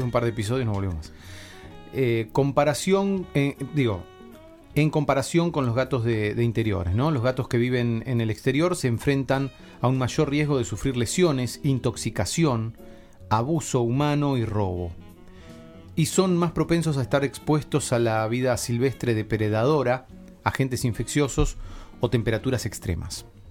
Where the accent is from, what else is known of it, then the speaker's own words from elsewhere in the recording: Necochea, Buenos Aires Province, Argentina; soy de Necochea, entonces en Necochea todos mis toda la gente que yo escuchaba en radio eran los que se escuchaban en AM